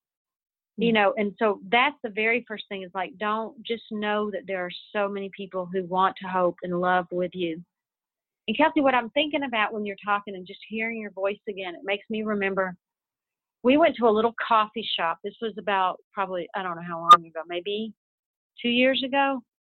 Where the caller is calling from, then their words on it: Texas, United States; I'm calling you from Texas right now